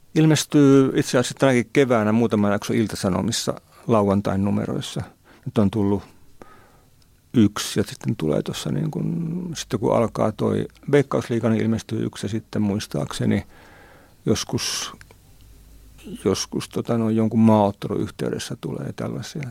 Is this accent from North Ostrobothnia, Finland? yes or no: yes; Nivala / Haapajärvi area, North Ostrobothnia, Finland; mun kavereitten lehti siellä meillä, meillä päin Nivalan Haavajärven kulmilla